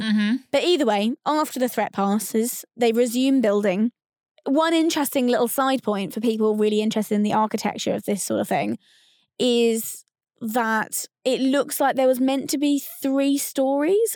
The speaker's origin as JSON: {"language": "English", "area": "Essex", "region": "East of England", "country": "United Kingdom", "tie": "born or raised there", "said": "We're moving into our home county, born and bred in Essex."}